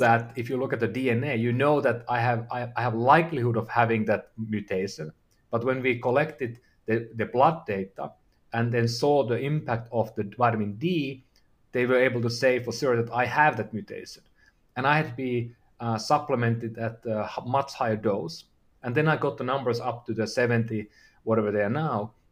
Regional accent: Finland; I'm from, I'm from Finland

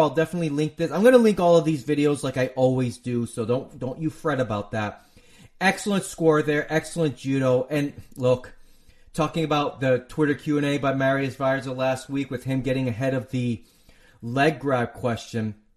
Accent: United States; I'm an American

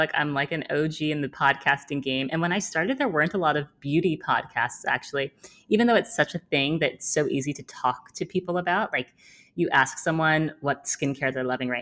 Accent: New York, United States; I'm based in New York. I'm from New York.

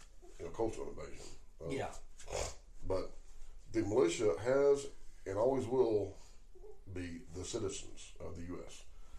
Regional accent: Oklahoma, United States; in my home state of Oklahoma

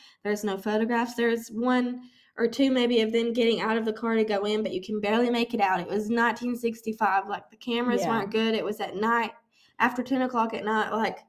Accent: South Carolina, United States; born there; My mother is from Georgia, and I was born in South Carolina. I grew up in a military family

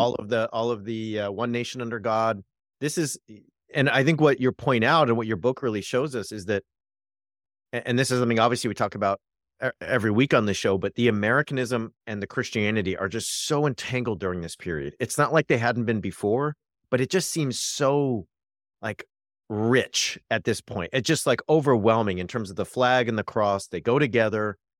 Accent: Orange County, California, United States; I grew up in Orange County

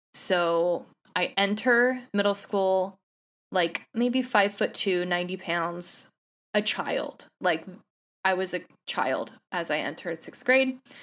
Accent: San Jose, California, United States; I'm a Bay Area native. I was born and raised in San Jose

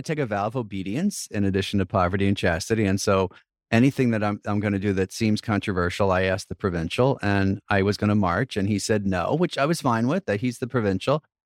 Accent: New York, United States; as a New Yorker and as a priest

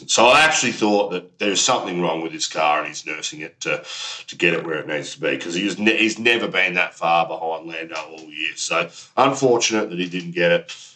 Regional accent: Australia; as an Aussie, I'm building up that rivalry just like the Ashes.

